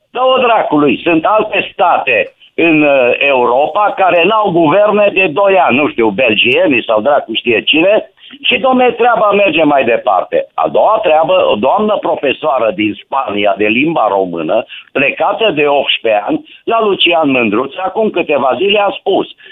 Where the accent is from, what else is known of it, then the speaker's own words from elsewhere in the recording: Romania; eu sunt român